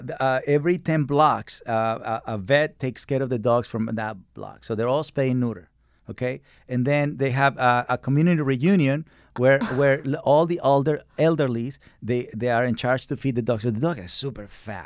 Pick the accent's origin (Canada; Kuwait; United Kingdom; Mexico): Mexico; So I come from Mexico, and dogs in Mexico are skinny, but they don't have psychological problems.